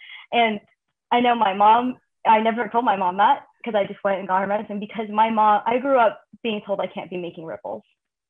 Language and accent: English; Daly City, California, United States; moved away; I'm from Daly City. This is like, that's my backyard.